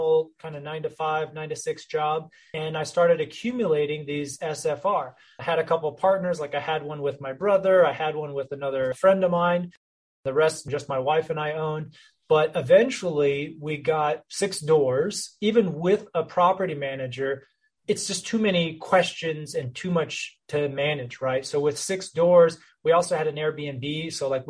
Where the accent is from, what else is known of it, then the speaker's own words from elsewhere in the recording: North Texas, United States; My background, I grew up in the North Texas area